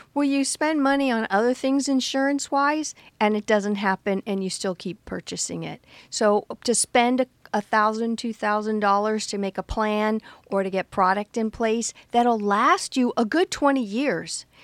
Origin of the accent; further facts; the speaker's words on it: Fort Lauderdale, Florida, United States; I grew up in Fort Lauderdale, Florida, where we're known to have lots of hurricanes